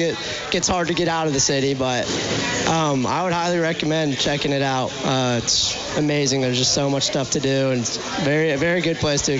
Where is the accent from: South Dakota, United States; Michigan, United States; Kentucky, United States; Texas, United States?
Texas, United States; Dallas; moved away as an adult; now in Austin, United States; I go to school in Austin. I'm from the North Dallas area originally, Plano, Lewisville, which is about 30 minutes north of, downtown.